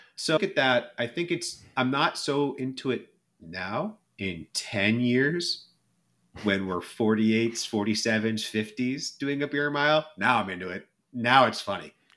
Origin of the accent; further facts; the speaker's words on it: California, United States; being a Californian